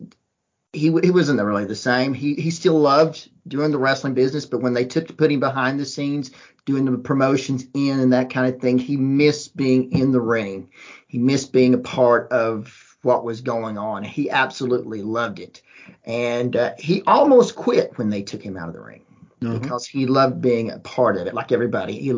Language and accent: English; Georgia, United States; when we were growing up in Georgia